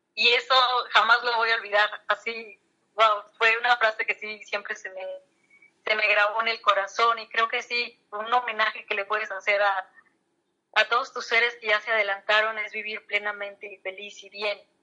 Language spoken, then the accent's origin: Spanish; Mexico; los mexicanos